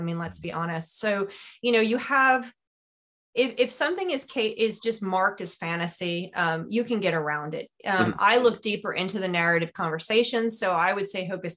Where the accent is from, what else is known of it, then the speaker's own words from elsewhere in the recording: New York, United States; I grew up in New York